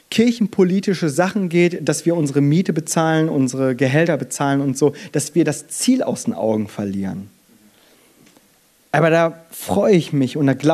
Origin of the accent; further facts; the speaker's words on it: South Korea; ich als Koreaner, ich bin hier klein